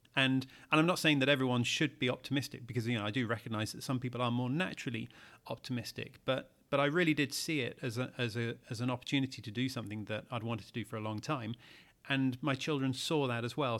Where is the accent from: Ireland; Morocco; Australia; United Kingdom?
United Kingdom; as a Brit